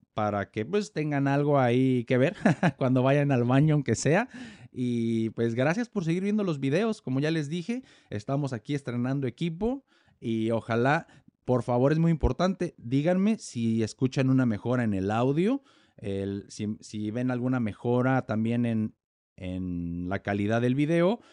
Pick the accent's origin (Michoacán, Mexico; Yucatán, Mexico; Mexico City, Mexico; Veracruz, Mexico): Michoacán, Mexico; Morelia; yo soy mexicano, nací en Morelia, Michoacán